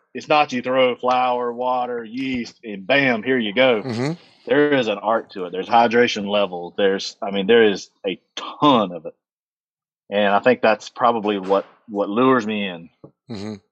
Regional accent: Thomasville, North Carolina, United States; Thomasville, North Carolina, uh, which is right adjacent to Lexington, North Carolina

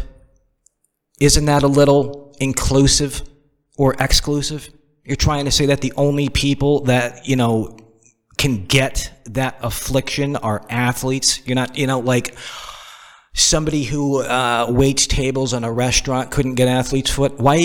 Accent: Northeast, United States; moved away as an adult; also born or lived in the South (US); now in Southern United States; I'm from the Northeast. And of course, when you're born and raised in the Northeast and you've only lived in the South for a couple years

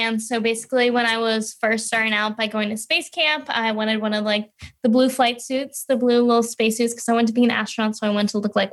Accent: Louisiana, United States; moved away as an adult; now in Florida, United States; I'm originally from Louisiana, but I moved to Florida once I started college

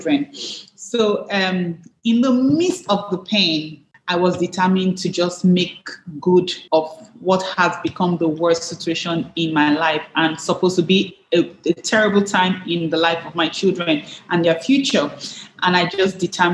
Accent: Nigeria; I'm Nigerian

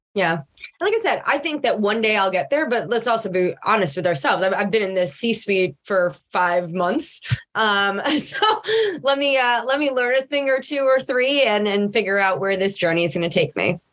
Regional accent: Long Island, New York, United States; I grew up in Long Island, uh, in New York, but on the on the Gold Coast, as they would refer to it

